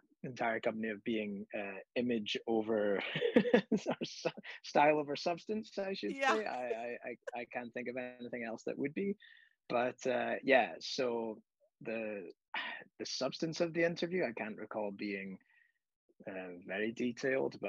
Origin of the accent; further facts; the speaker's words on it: Scotland, United Kingdom; moved away; when I was young and I grew up in Scotland, we lived in a cobbled street.